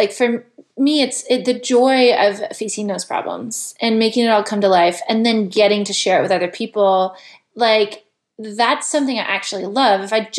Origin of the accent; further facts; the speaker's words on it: West Coast, United States; also born or lived in Chicago; I grew up on the West Coast